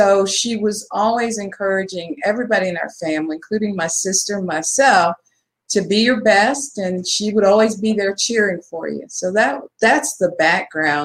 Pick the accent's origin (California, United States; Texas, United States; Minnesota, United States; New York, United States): Texas, United States; Dallas; I grew up in Texas. I'm a native Texan, born and raised in Dallas